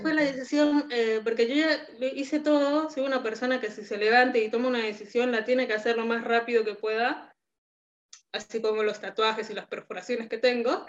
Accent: Tacna, Peru; accent: Peruvian; moved away as an adult; now in Argentina; nuestro acento peruano

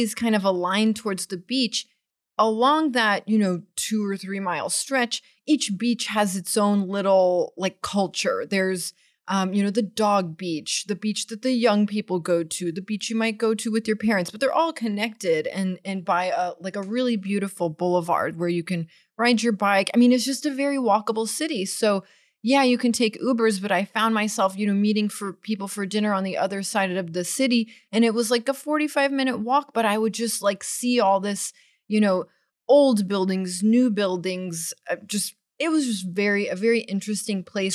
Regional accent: Austin, Texas, United States; also born or lived in Washington, D.C. / Tel Aviv; growing up in Austin

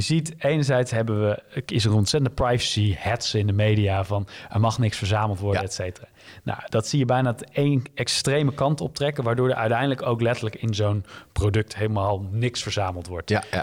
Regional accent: Leusden, Utrecht, Netherlands; ik ben ja, heel veilig in een dorpje Leusden, wat bij Amersfoort ligt, uh, opgegroeid

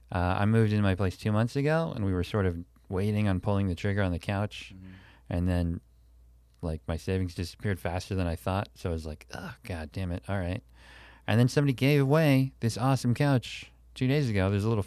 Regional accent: Pennsylvania, United States; I grew up in Pennsylvania, which I believe was founded by a Quaker, William Penn, fourth grade.

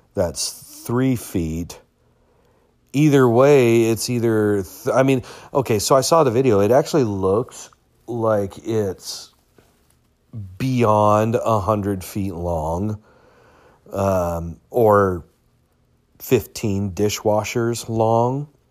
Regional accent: United States; as an American

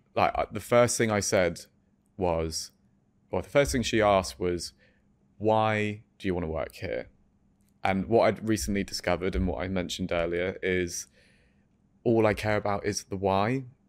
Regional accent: Farnham, South East England, United Kingdom; also born or lived in France; we're from Surrey

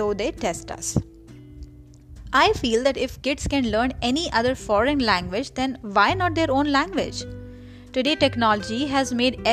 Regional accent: Kanpur, Uttar Pradesh, India; first language Marathi; English is a second language; moved away; also born or lived in Maharashtra; originally I'm from Maharashtra and I'm born and raised in Kanpur.

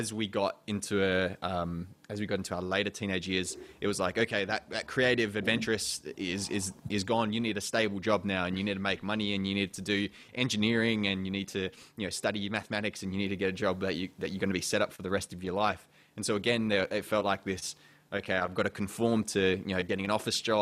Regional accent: Perth, Western Australia, Australia; also born or lived in England; I came over from England when I was really young, so I still consider kind of Perth and Australia my home.

